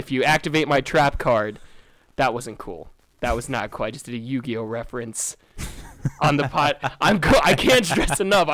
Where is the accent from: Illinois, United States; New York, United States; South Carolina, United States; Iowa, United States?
Iowa, United States; also born or lived in Solon, Iowa / Cedar Rapids, Iowa / Quad Cities / Des Moines; Grew up in Solon, Iowa, Cedar Rapids, Quad Cities. I've been all over in Iowa, but I've never left Iowa.